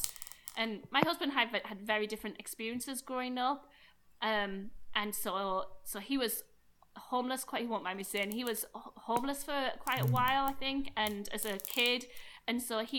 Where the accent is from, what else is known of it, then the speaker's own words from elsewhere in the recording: United Kingdom; I'm very British